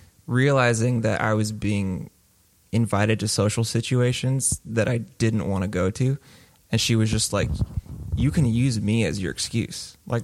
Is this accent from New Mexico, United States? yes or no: yes; Albuquerque, New Mexico, United States; also born or lived in Phoenix / Miami / Dallas; Born in Phoenix, moved to Miami, Florida, moved then to Dallas, and then to Albuquerque.